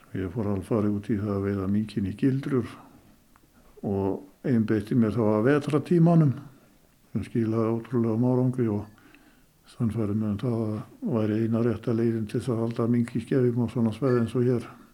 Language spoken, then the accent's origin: Icelandic; Skútustaðir, Northeastern Region, Iceland; í skútustöðum þaðan sem ég er nú